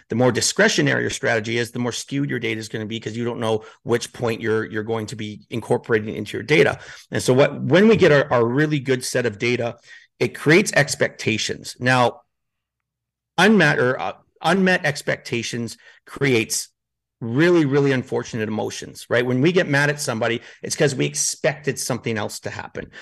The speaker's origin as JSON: {"language": "English", "town": "Edmonton", "region": "Alberta", "country": "Canada", "also_born_or_lived": "northern Canada", "moved": "as an adult", "lives_now": "Spain", "said": "I'm from Edmonton"}